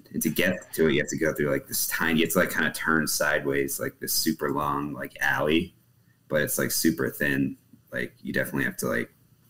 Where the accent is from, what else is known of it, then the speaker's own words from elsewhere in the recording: New England, United States; moved away as an adult; also born or lived in New Hampshire; now in Texas, United States; So I'm actually from New England